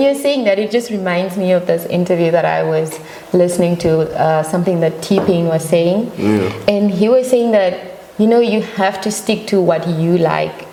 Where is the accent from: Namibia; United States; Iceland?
Namibia; moved away as an adult; I was born and raised in Namibia